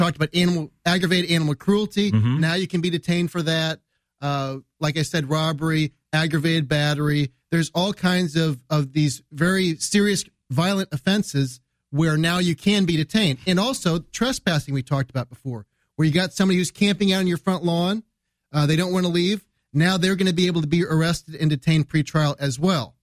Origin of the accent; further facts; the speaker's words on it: United States; I'm from the United States